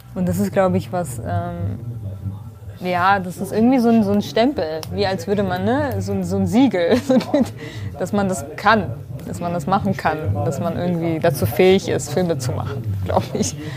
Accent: Duhok, Kurdistan Region, Iraq; now in Germany; meine Geburtsstadt, Dohuk

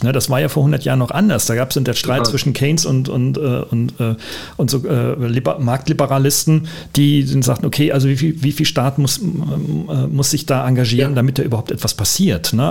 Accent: Germany; Aber wir kommen beide aus Deutschland

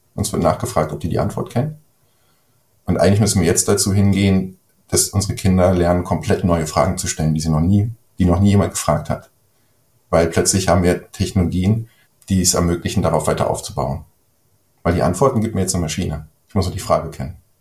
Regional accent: Germany; ich bin ja ein Deutscher

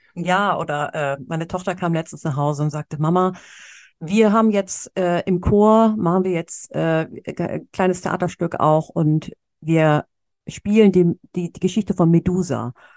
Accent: Cologne, North Rhine-Westphalia, Germany; moved away as an adult; ich komme aus Köln, ja, ich ja. bin hier geboren, auch wenn ich mhm. auch jahrelang im Ausland gelebt habe

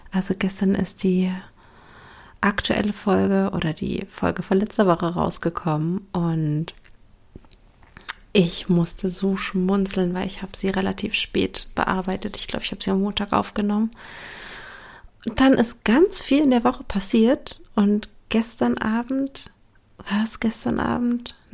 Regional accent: Berlin, Germany; now in Brandenburg, Germany; Ich sage zwar immer, ich wohne in Berlin, ich komme aus Berlin, weil, sind wir mal ehrlich, der Speckgürtel Berlins ist auch Berlin, auch wenn er Brandenburg heißt.

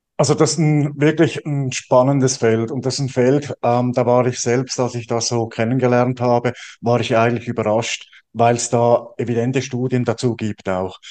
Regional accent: Switzerland; bei uns in der Schweiz

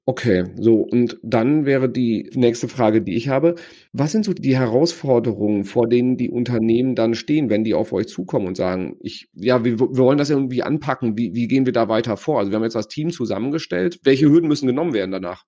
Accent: Sauerland, North Rhine-Westphalia, Germany; wir sind ja beide Sauerländer

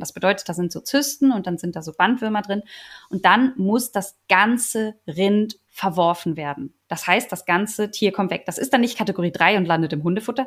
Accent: Germany; bei uns in Deutschland

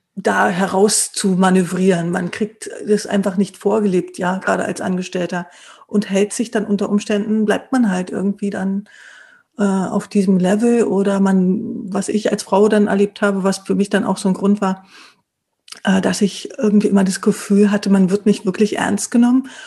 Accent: East Germany, Germany; bin ja selbst aufgewachsen im Osten

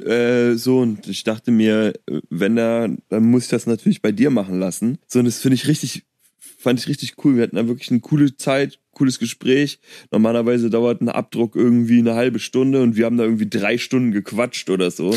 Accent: Berlin, Germany; born or raised there; moved away

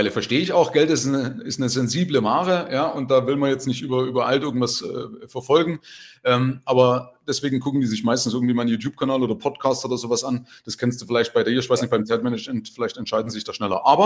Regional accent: Germany; Also zumindest bei uns in Deutschland, ich weiß nicht, wie es in Österreich ist, ist man ja erstmal so dagegen.

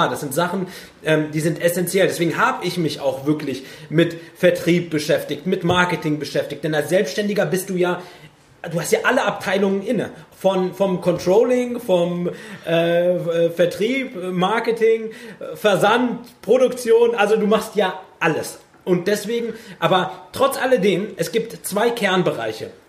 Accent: Germany; Ich bin Deutscher mit Migrationshintergrund und äh, bin in einer Gegend groß geworden, wo es halt wirklich keine Ausländer gab. Da war ich der Einzige

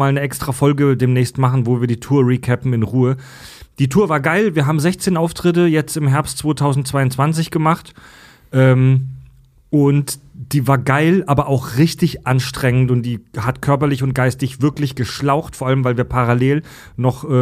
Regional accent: Netherlands; Immer, ich immer, bin Holländer.

